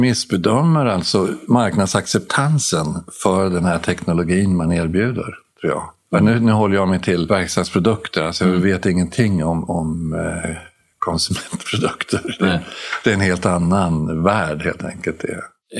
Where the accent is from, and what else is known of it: Sweden